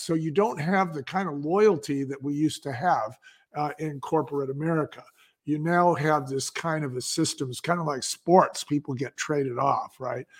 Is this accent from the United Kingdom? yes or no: no; San Francisco, California, United States; I grew up in San Francisco